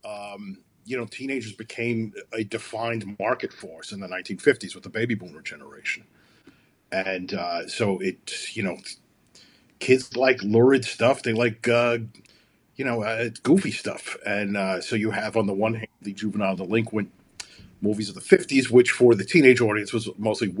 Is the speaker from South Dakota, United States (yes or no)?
no; New York City, New York, United States; moved away as an adult; now in Chicago, United States; where I'm from Brooklyn. I've lived in Chicago since 2003, though